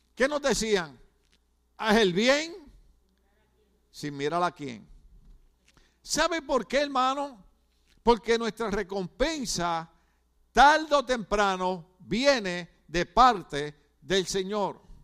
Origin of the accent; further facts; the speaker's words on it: Ponce, Puerto Rico; moved away; Yo soy de la playa de Ponce, Puerto Rico